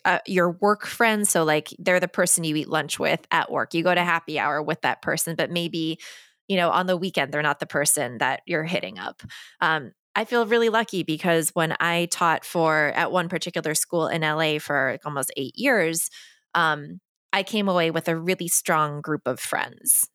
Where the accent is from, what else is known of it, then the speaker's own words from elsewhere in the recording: East Coast, United States; a Korean adoptee who grew up on the East Coast, like me and a Jewish family